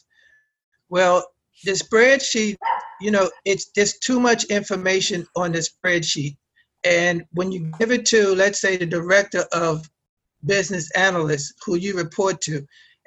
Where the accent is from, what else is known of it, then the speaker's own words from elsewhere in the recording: Arlington, Virginia, United States; I'm from Arlington, Virginia. I'm about 15 minutes outside of Washington, D.C.